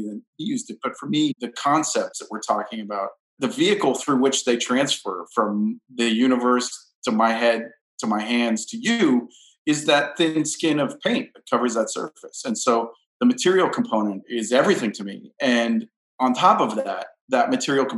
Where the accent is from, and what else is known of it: Southern California, United States; born or raised there; now in Brooklyn, United States